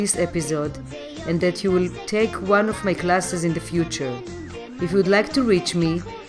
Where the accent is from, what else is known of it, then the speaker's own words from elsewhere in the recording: Jerusalem, Jerusalem District, Israel; moved away as an adult; now in New York City, United States; I was born in Jerusalem, and when I moved to New York, I worked for the Israel Mission to the United Nations.